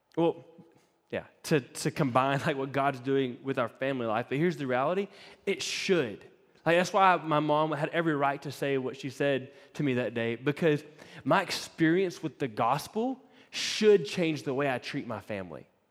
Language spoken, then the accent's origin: English; East Coast, United States; moved away; Laura and I grew up on the East Coast, so we had East Coast camp experiences